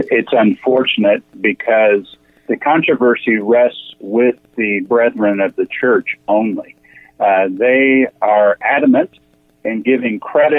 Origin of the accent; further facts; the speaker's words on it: Tulsa, Oklahoma, United States; I grew up in Tulsa, and so I grew up around this